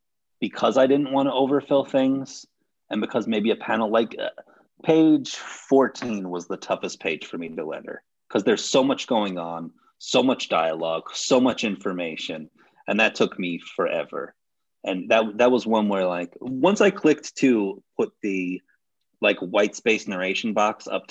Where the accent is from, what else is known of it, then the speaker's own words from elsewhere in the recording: United States; I am American